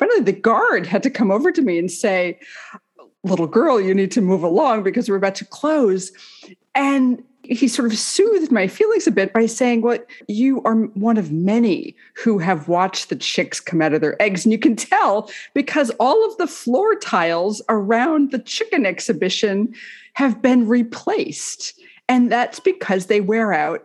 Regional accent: Massachusetts, United States; now in St Andrews, United Kingdom; I grew up in Massachusetts for the most part

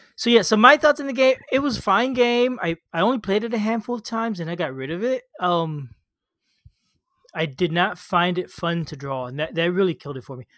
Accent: Florida, United States; I grew up in Florida, you know, near the ocean.

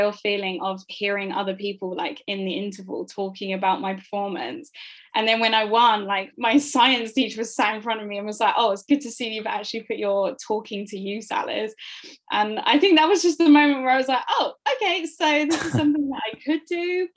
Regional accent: Essex, East of England, United Kingdom; I'm from Essex

